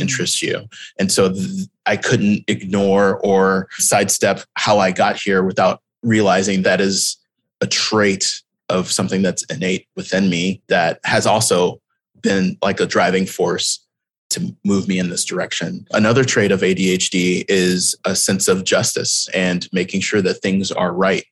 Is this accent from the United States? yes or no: yes; Houston, Texas, United States; moved away as an adult; also born or lived in Austin, Texas; I grew up in Houston, Texas